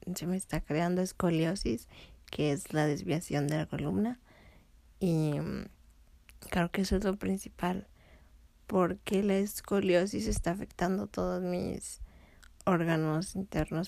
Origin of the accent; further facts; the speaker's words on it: León, Guanajuato, Mexico; also born or lived in Tepic, Nayarit, Mexico; acá en León, donde vivíamos después de regresar de Tepic